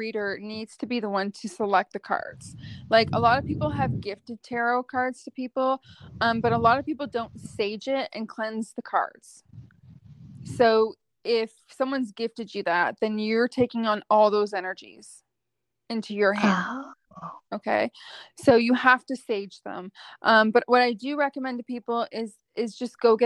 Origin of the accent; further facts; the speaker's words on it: Ottawa, Ontario, Canada; I grew up in Ottawa